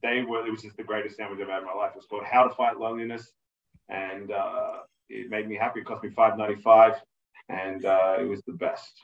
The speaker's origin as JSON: {"language": "English", "country": "Australia", "said": "I'm Australian"}